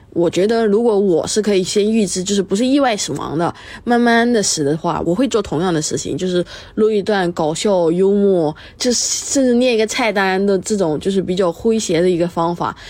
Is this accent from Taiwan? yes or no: no; Malaysia; 我是一个辩论员，我是马来西亚人，主席是福建，而我妈呢是个客家人